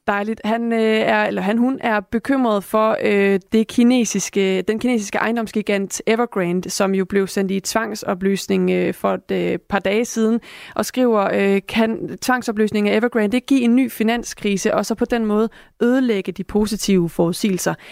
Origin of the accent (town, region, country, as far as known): Denmark